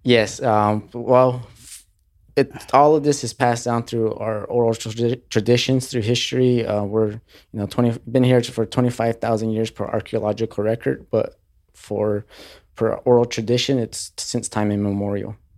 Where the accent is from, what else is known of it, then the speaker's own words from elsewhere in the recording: New Mexico, United States; also born or lived in Colorado Springs, Colorado; after I moved from Colorado Springs back to New Mexico